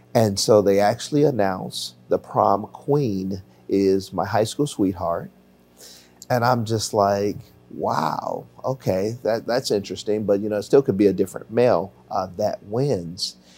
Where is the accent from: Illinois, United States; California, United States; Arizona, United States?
Illinois, United States; Chicago; also born or lived in Highland Park, Illinois; I was born and raised on the South Side of Chicago